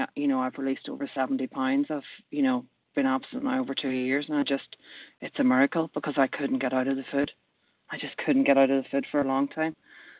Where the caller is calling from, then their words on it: Manchester, North West England, United Kingdom; I am ringing in from Manchester in the UK.